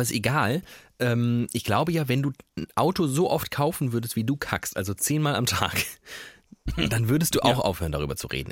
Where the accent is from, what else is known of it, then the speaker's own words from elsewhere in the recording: Germany; wir Deutsche